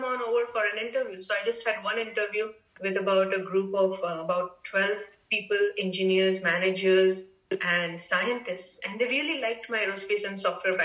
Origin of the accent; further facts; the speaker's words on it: India; moved away as an adult; now in United States; growing up in India at that time in the 80s